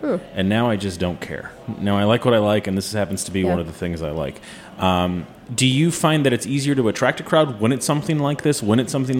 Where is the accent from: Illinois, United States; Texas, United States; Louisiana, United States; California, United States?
Illinois, United States; Chicago; I'm from Chicago.